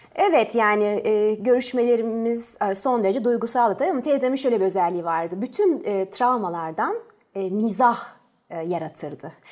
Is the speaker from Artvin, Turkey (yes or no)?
no; Ankara, Turkey; born or raised there; also born or lived in Tours, France